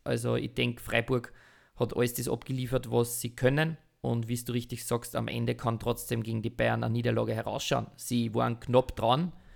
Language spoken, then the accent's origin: German; Austria; bei uns in Österreich